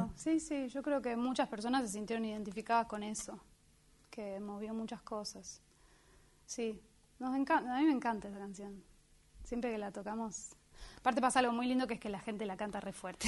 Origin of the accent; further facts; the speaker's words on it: Buenos Aires, Argentina; nacida y criada en Buenos Aires